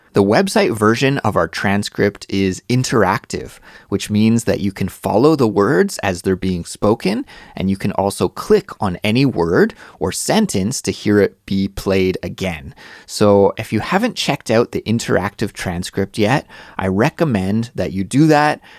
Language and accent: English; Canada; moved away; my home country, in Canada